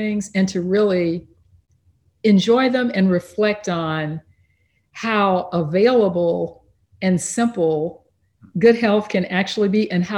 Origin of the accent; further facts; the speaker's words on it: East Texas, United States; I grew up in East Texas